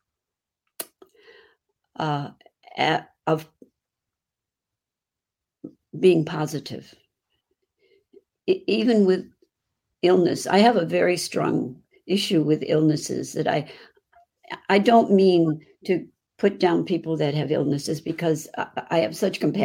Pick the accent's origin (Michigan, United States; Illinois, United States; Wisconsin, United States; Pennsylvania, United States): Illinois, United States; Chicago; accent: Chicago; That's my Chicago accent.